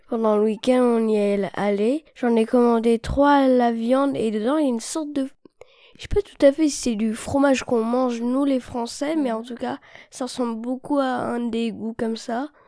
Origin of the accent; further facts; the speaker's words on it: China; born there; Et moi je suis née en Chine et j'ai 10 ans.